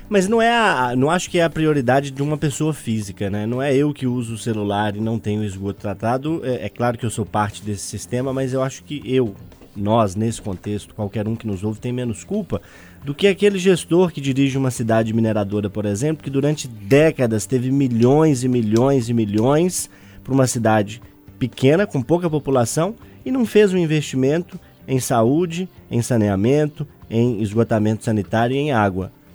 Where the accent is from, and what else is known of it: Brazil